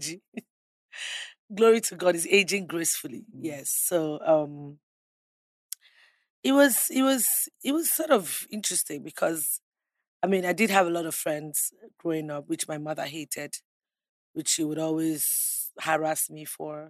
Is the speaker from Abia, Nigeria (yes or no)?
no; Akwa Ibom, Nigeria; I grew up in one of the most peaceful